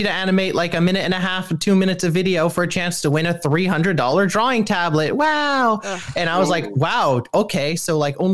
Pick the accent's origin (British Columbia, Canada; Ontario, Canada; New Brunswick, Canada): British Columbia, Canada; Port Moody; I am a furry from Vancouver, Canada, or for people that are local, Port Moody, not actually Vancouver